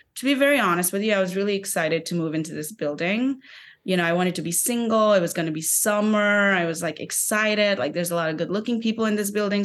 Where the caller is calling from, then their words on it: New York City, New York, United States; I'm calling from Brooklyn, New York